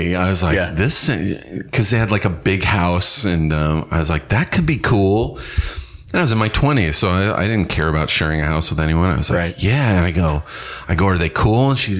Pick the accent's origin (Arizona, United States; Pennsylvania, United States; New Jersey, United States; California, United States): California, United States; Inland Empire; moved away as an adult; also born or lived in Los Angeles; That's my hometown area. I'm so, from the Inland Empire.